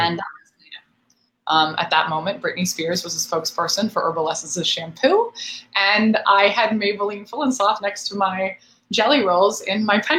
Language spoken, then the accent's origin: English; Marin County, San Francisco Bay Area, California, United States; moved away; also born or lived in New York City; I'm very proudly from the North Bay, from the San Francisco Bay Area